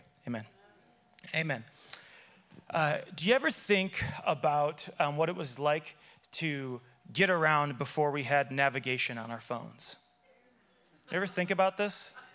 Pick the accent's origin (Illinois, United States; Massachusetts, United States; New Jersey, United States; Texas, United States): Illinois, United States; Chicago; I grew up in Chicago